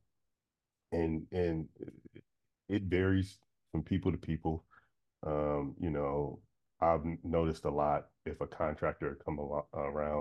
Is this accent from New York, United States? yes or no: no; Sacramento, California, United States; I'm from Sacramento